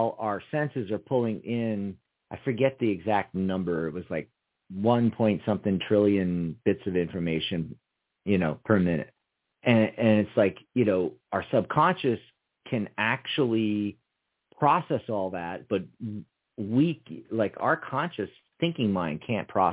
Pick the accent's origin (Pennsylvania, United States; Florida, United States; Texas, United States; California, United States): Pennsylvania, United States; Montgomeryville; also born or lived in Philadelphia; I mostly grew up north of Philly, about 45 minutes north up the Reading Railroad to Montgomeryville, Montgomery County, Horsham.